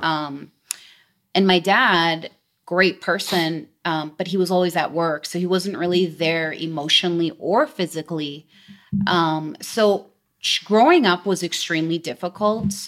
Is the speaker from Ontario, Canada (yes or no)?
no; Delta, British Columbia, Canada; actually born and raised in Delta, which is a very small place close to Vancouver, British Columbia